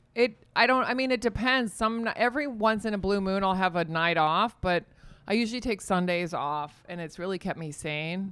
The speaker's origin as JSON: {"language": "English", "region": "Virginia", "country": "United States", "tie": "born or raised there", "also_born_or_lived": "California / Spain", "moved": "as an adult"}